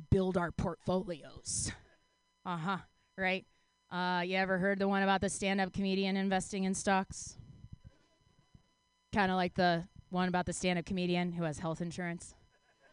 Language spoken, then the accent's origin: English; Texas, United States; also born or lived in Mexico; now in San Diego, United States; I am from the Great Lone Star State of Texas.